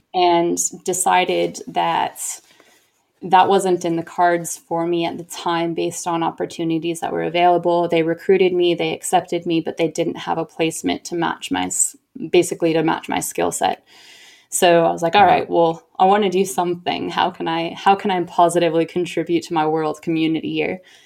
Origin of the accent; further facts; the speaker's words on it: Oregon, United States; moved away as an adult; also born or lived in Boston / Canada / El Salvador / Chile; now in Sydney, Australia; growing up in Oregon until I was ten